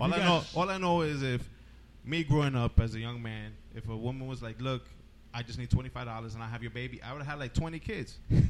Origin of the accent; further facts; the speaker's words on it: New Jersey, United States; I'm from New Jersey